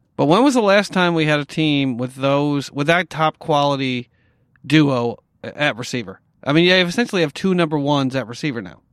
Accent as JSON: {"language": "English", "region": "upstate New York", "country": "United States", "tie": "born or raised there", "said": "I grew up in New York, uh, you know, upstate New York"}